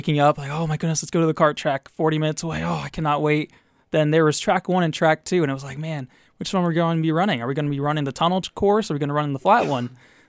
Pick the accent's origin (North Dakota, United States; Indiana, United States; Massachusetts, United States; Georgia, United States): Massachusetts, United States; Wellesley; Wellesley, Massachusetts.